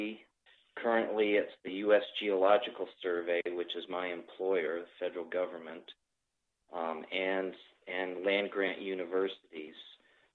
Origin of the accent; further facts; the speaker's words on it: Vermont, United States; moved away as an adult; also born or lived in Washington / Maine / Georgia; now in Pennsylvania, United States; I grew up in Vermont